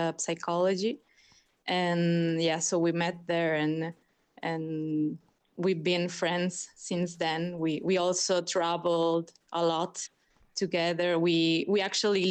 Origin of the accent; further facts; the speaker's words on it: Mexico; accent: Californian; first language Spanish; English is a second language; moved away as an adult; now in Italy; I'm from Mexico too.